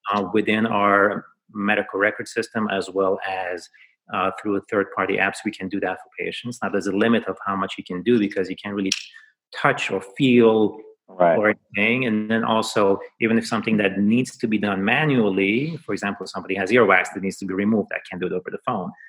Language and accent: English; Iran; now in New York City, United States; I was born in Iran.